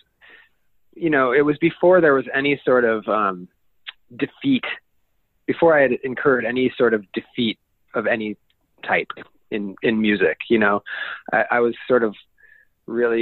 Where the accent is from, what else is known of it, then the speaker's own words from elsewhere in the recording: Denver, Colorado, United States; I grew up in Denver, Colorado